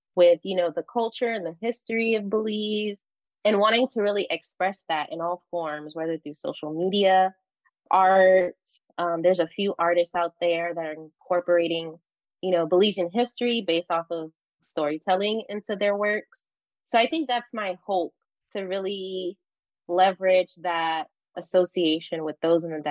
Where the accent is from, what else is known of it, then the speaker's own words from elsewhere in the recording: Los Angeles, California, United States; growing up in Los Angeles